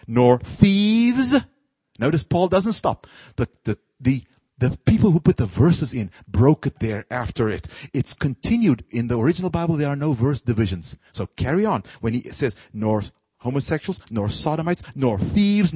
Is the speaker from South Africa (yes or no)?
yes; South Africa; moved away; my own country. I'm from South Africa